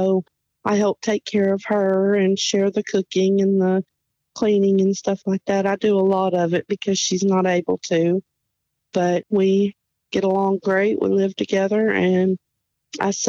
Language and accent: English; Hope, Arkansas, United States; moved away as an adult; also born or lived in Clovis, New Mexico / Virginia; we moved to Hope, Arkansas, and I was raised in and around the community of Hope, Arkansas.